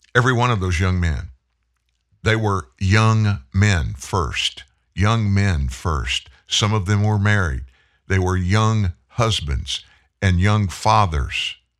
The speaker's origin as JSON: {"language": "English", "country": "United States", "said": "we as the American people"}